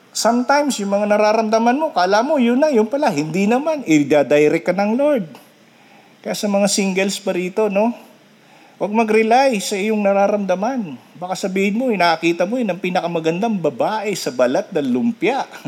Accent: Philippines

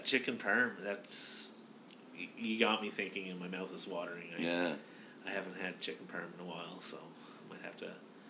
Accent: outside of Halifax, Nova Scotia, Canada; moved away; Outside of Halifax, but then I lived in Halifax for a bit

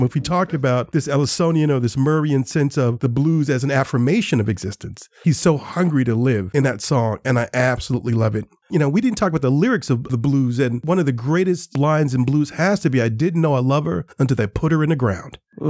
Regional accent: Gary, Indiana, United States; I grew up with the blues. Gary, Indiana is my hometown.

